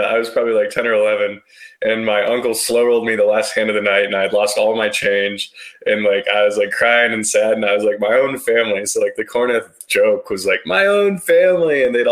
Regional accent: Colorado, United States; I grew up in Colorado

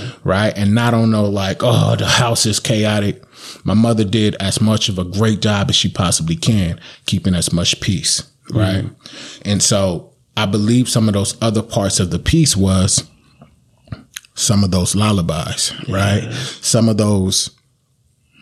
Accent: Sacramento, California, United States; I grew up in Valley High

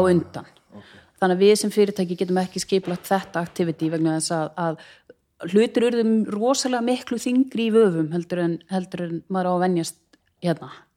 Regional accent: Reykjavík, Capital Region, Iceland; also born or lived in Hafnarfjörður; ég er fætt og uppalinn í Hafnarfyrði til fjögur eða fimm ára aldurs og þá skildu fóröldra mínir og ég flutti með mammu til Reykjavíkur

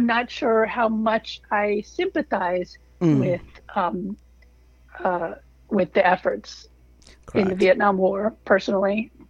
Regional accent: Washington, District of Columbia, United States; also born or lived in Africa / Pittsburgh / Bangkok; I was born in Africa. We spent about a year in Pittsburgh between Africa and then Bangkok, and then came back eventually to Washington, D.C.

